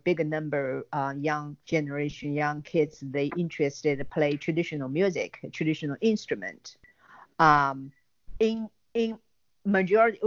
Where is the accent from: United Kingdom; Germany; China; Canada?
China; Hangzhou, Zhejiang; English is a second language; moved away as an adult; now in Boston, United States; I was growing up in Hangzhou